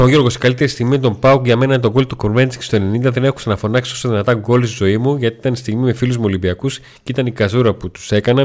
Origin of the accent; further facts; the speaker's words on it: Volos, Thessaly, Greece; στην πόλη που, που γεννήθηκα και μεγάλωσα, που ήταν εντελώ αφιλόξενη